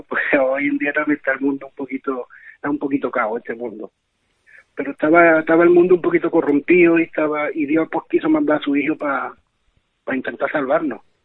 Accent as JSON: {"language": "Spanish", "town": "Cabra", "region": "Andalusia", "country": "Spain", "said": "aquí en mi pueblo, aquí en Cabra"}